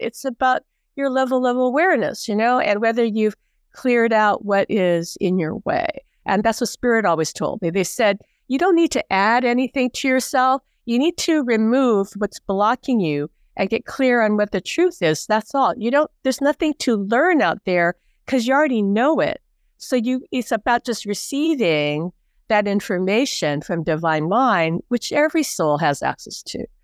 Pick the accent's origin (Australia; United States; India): United States; Hawaii; born and raised in Hawaii